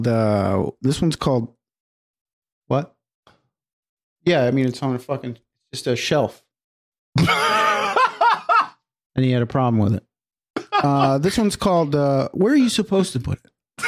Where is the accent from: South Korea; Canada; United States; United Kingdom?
United States; Reading, Pennsylvania; Sorry. And I'm from Reading, Pennsylvania.